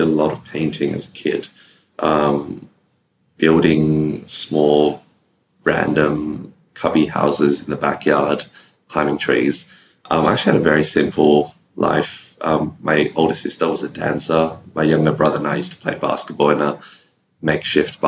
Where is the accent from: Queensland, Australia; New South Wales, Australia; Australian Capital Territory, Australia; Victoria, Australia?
New South Wales, Australia; Sydney; So I grew up in Sydney, in a small suburb called Punchbowl